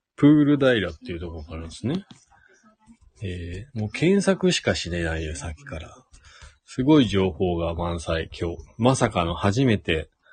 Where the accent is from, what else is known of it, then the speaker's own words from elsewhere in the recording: Shizuoka, Japan; now in Hakuba, Japan; もともとは静岡県出身